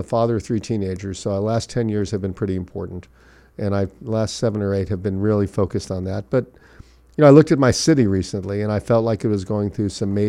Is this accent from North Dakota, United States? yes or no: no; Miami Beach, Florida, United States; Well, I was born and raised in Miami Beach. I went to the same high school my mother taught at and where my daughter will graduate from this year.